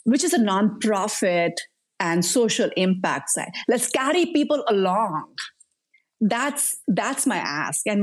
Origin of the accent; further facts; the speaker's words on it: India; moved away; I come from India. I grew up in a community setting